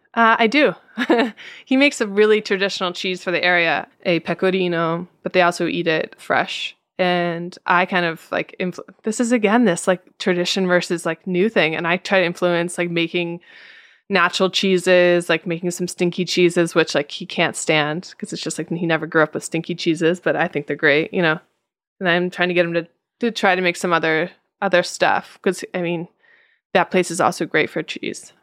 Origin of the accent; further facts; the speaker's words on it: United States; now in Italy; I am an American in Italy